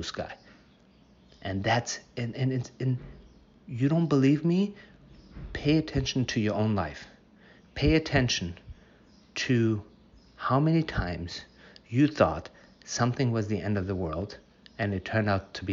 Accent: United States; I'm from the United States

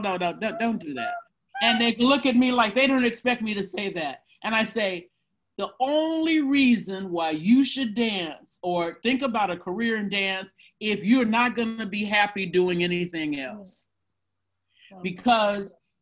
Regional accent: United States; as an American, and particularly as a Black American

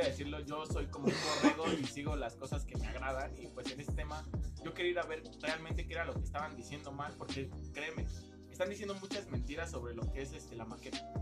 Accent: Mexico City, Mexico

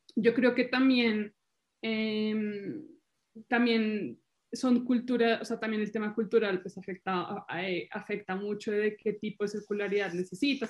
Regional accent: Colombia; moved away as an adult; now in Italy; yo soy colombiana, vivo en Italia

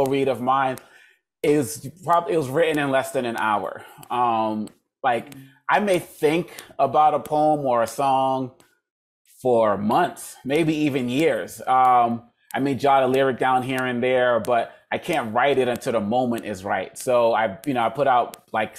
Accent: Boston, Massachusetts, United States; my parents are Congolese, but I was born in Boston, Massachusetts. And growing up in the 70s

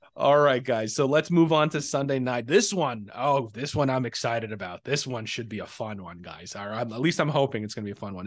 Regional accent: Chicago, Illinois, United States; I'm a Chicagoan

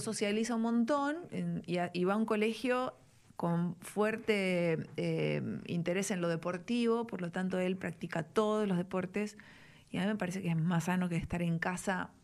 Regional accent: Buenos Aires, Argentina; also born or lived in Belgrano, Buenos Aires; nací en Palermo, hmm. después viví mi adolescencia en Belgrano

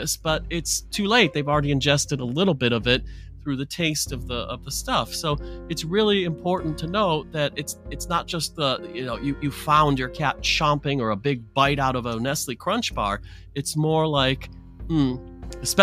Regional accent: Detroit, Michigan, United States; growing up in Detroit as a naughty kid

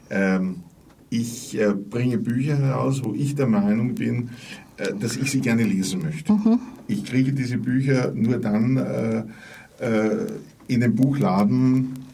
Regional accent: Vienna, Austria; Ich habe angefangen als Würstelholer, wie das in Wien heißt. Ich komme also aus Wien

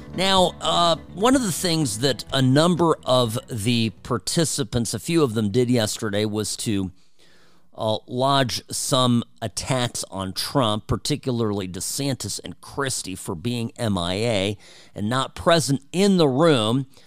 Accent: United States; first language Czech; English is a second language; English is my second language. I, I learned Czech from my parents, um, even though I grew up in this country first

